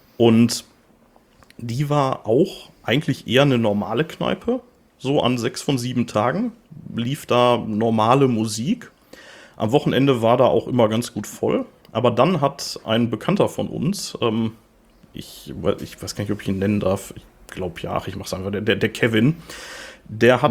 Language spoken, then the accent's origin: German; Gladbeck, North Rhine-Westphalia, Germany; also born or lived in Gelsenkirchen; Ich äh, komme tatsächlich nicht gebürtig aus Gladbeck. Ich bin da nur aufgewachsen. Äh, gebürtig bin ich äh, aus Gelsenkirchen